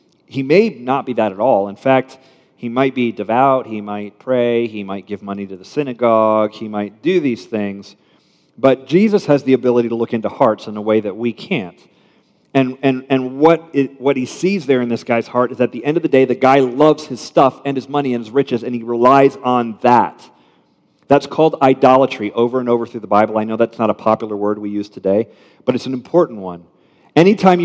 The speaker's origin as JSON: {"language": "English", "country": "United States", "said": "I'm American middle class"}